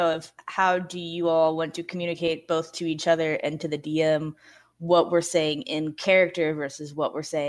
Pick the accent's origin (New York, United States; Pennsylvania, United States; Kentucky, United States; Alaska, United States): Kentucky, United States; accent: Southern; the only accent I brought up was my actual Southern accent, as I am from Kentucky.